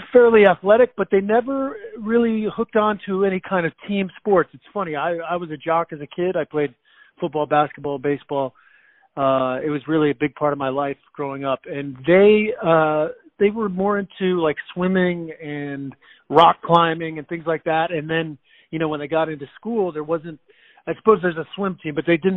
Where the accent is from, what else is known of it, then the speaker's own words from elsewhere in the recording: McFarland, Wisconsin, United States; also born or lived in Madison, Wisconsin; I was born in Madison, Wisconsin, grew up just outside of Madison in a town called McFarland